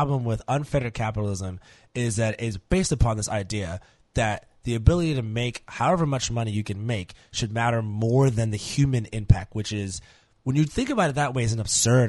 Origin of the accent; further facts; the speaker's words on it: New York, United States; now in New Orleans, United States; I grew up living in New York